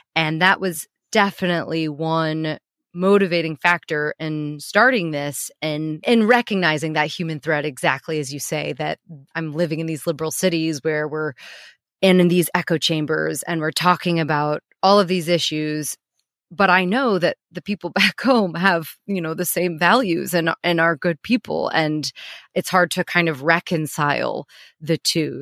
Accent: Missouri, United States; moved away as an adult; also born or lived in New York; now in London, United Kingdom; I'm living in New York, I'm living in London, I'm living in these really progressive cities, but I'm born and raised in Missouri

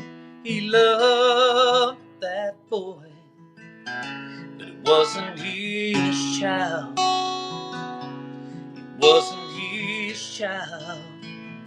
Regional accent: United States; I'm a American to the bone

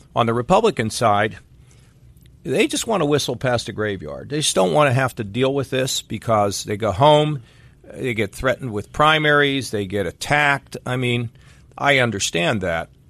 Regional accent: Westerville, Ohio, United States; my hometown of Westerville

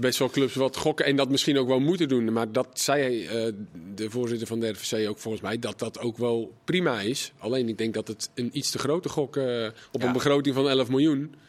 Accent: Volendam, North Holland, Netherlands; als Volendammer

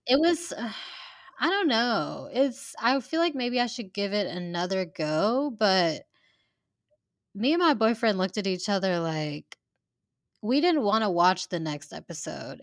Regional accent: Hoover, Alabama, United States; growing up in Hoover, where it is kind of, like, a wealthier community

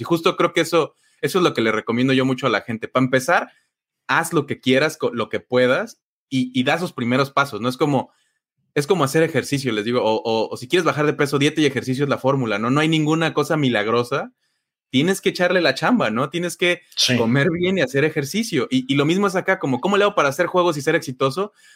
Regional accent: Mexico; no aprendí mucho de software en mi pueblo, pero de ahí vengo

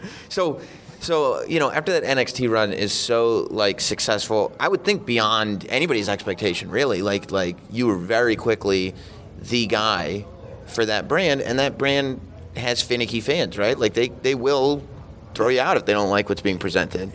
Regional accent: Westchester County, New York, United States; my hometown

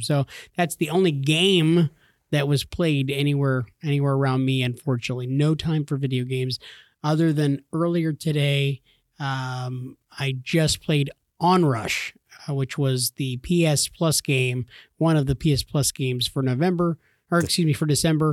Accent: California, United States; I grew up in California

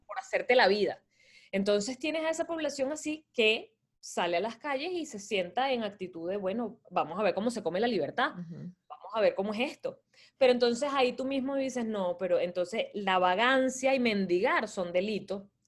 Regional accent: Caracas, Capital District, Venezuela; moved away as an adult; also born or lived in Montreal; now in United States; crecí, en, nací en Venezuela, soy caraqueña, eh, pasé casi toda mi vida ahí, hasta hace cinco años que emigré

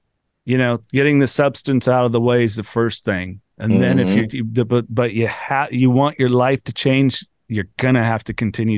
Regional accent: Georgia, United States; We're just like, hey, I'm from Georgia, you know?

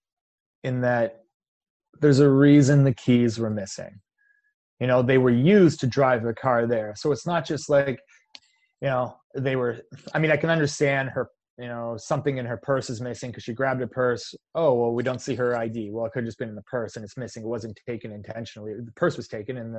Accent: Canada; I'm Canadian

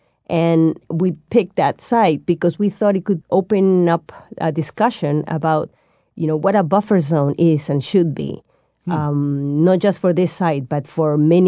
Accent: Peru; I mean, it's really hard for me to pick favorites, but I'm from Peru, and I'm going to start mentioning a few sites from Peru.

